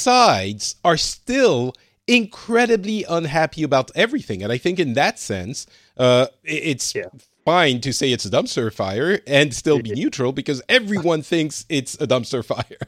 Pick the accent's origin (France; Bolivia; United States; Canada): France; now in Finland; i'm currently living in finland but I'm originally from France